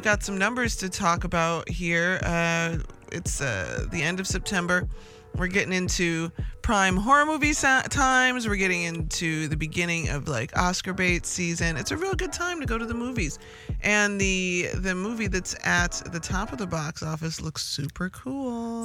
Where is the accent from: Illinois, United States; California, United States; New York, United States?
Illinois, United States; Chicago; I'm from Chicago. We love our city